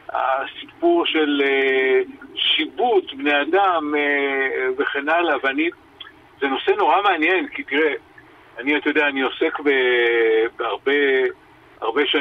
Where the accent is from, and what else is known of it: Israel